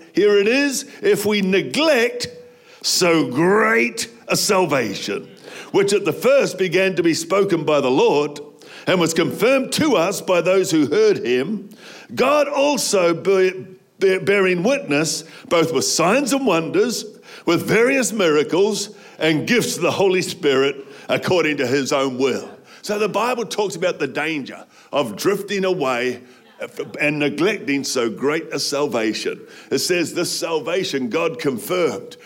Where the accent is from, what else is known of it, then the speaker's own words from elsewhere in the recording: New Zealand; I grew up in New Zealand